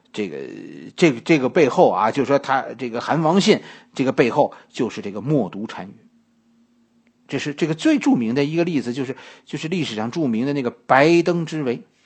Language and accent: Chinese; China; 我们中国人